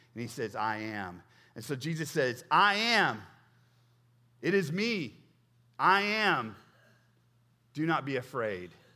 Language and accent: English; Oklahoma, United States; moved away; when I first came here, I'm from Oklahoma